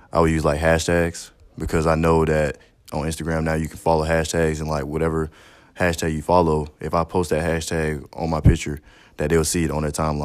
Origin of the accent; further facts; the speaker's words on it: Raeford, North Carolina, United States; I'm from Rayford, North Carolina.